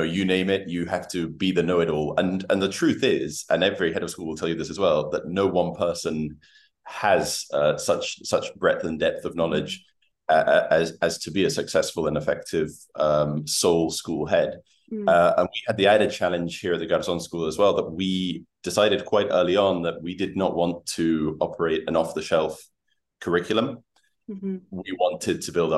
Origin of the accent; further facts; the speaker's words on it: York, Yorkshire and the Humber, United Kingdom; moved away as an adult; now in Uruguay; I'm actually originally from the United Kingdom, from York. I've been living in Uruguay for 7 years now